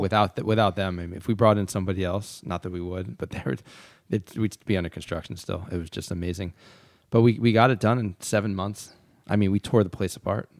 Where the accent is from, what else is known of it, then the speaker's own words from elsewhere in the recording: Philadelphia, Pennsylvania, United States; moved away as an adult; also born or lived in New York / Yountville; Philadelphia. That's my hometown